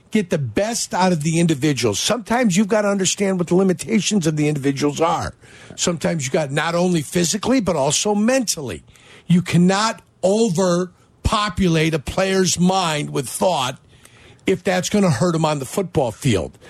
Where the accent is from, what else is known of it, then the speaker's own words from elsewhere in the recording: Calumet City, Illinois, United States; I grew up here, and I grew up in Calumet City